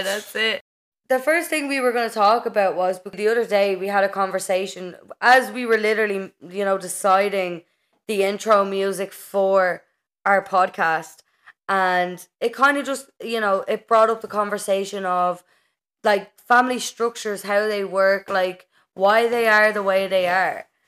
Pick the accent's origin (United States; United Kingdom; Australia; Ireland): Ireland; as an Irish person